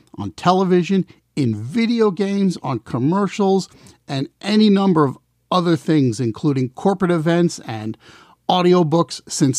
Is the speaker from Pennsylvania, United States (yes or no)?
no; Kings Park, New York, United States; now in Baltimore, United States; my hometown of Kings Park, New York.